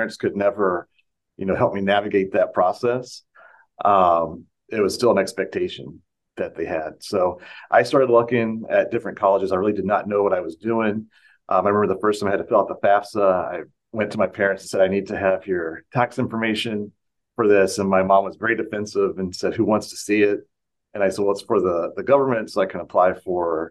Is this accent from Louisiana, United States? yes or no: no; Brooks, Kentucky, United States; I grew up in Bullitt County, Kentucky.